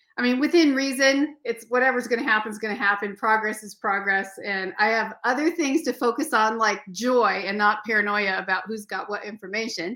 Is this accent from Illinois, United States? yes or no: no; Seattle, Washington, United States; moved away; I grew up canoeing on Puget Sound